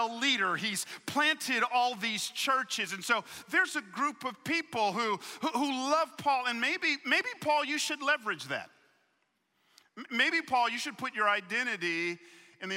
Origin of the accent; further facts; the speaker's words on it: Atlanta, Georgia, United States; I grew up in Atlanta